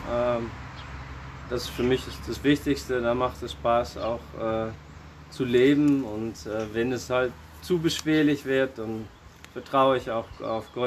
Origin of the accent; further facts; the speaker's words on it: Alkmaar, North Holland, Netherlands; German is a second language; moved away as an adult; now in Germany; ich äh, bin vor 45 Jahren in äh, Alkmaar in den Niederlanden geboren und äh, habe da auch 25 Jahre gewohnt und äh, dieses Jahr äh, ist mein 20-jähriges Jubiläum in Deutschland.